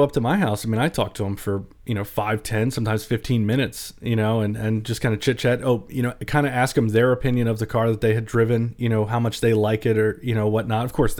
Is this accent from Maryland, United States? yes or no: yes; Baltimore, Maryland, United States; I've lived in the country for most of my life, even though I'm from Baltimore